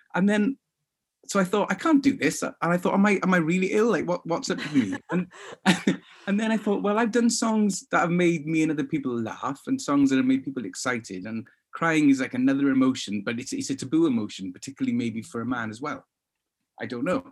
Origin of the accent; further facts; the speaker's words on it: Swansea, Wales, United Kingdom; me growing up in Swansea